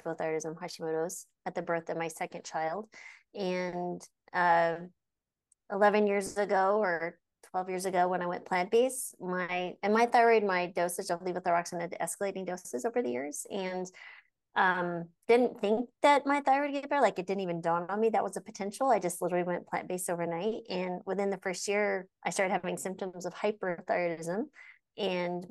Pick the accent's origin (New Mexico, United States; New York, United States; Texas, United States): New Mexico, United States; I grew up in the deserts of New Mexico